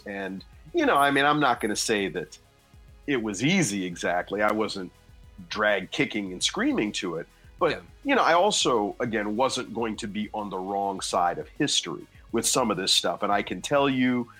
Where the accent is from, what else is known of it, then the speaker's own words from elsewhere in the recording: New Jersey, United States; my home state of New Jersey